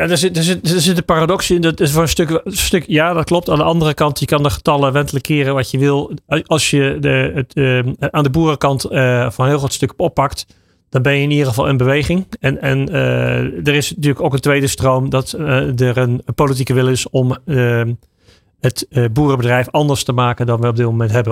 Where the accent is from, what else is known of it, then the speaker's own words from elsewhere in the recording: Netherlands; we zijn Nederlanders